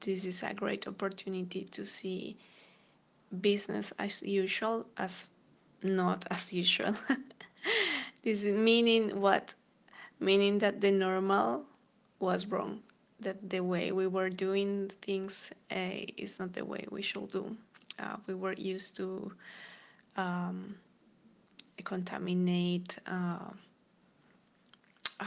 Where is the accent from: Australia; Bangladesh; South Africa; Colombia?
Colombia; now in Copenhagen, Denmark; I am originally from Colombia